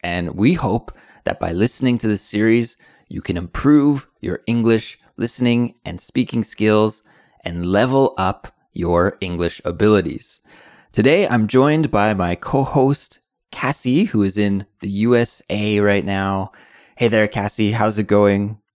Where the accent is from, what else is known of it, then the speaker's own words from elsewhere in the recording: British Columbia, Canada; In Canada, growing up